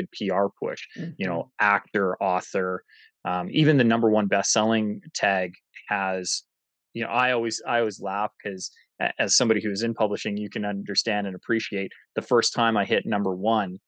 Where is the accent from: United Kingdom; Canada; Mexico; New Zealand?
Canada; I'm Canadian